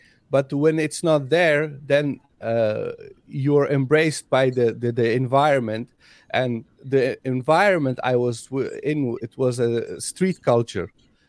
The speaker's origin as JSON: {"language": "English", "country": "Afghanistan", "said": "Like I am from Afghanistan, and in Afghanistan we have 15 registered languages, not dialects, languages."}